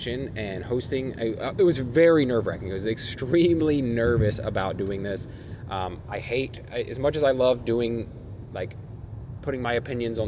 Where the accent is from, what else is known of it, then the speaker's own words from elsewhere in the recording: Springfield, Ohio, United States; moved away as an adult; now in Columbus, United States; I'm from Springfield, Ohio, but it is where I currently reside and have for the past decade.